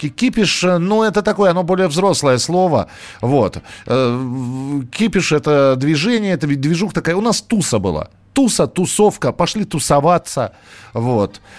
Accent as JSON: {"language": "Russian", "town": "Miass", "region": "Chelyabinsk Oblast", "country": "Russia", "said": "Я из мяса."}